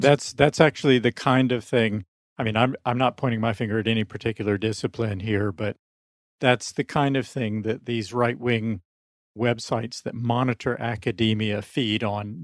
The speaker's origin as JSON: {"language": "English", "region": "South Carolina", "country": "United States", "tie": "born or raised there", "moved": "yes", "said": "I'm from the American South, I'm still in touch with people I grew up with in South Carolina"}